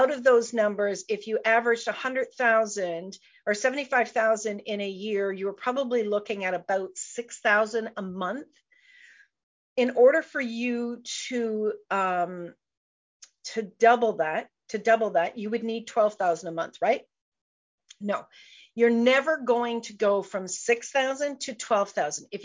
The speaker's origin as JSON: {"language": "English", "country": "Canada", "said": "I'm a Canadian girl"}